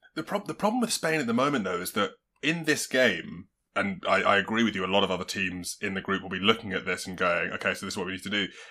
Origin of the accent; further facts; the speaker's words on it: England, United Kingdom; we're English